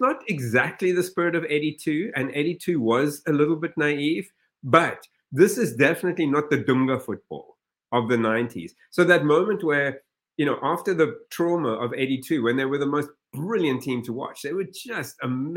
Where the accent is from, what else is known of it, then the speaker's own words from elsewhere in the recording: New York City, New York, United States; I'm from Brooklyn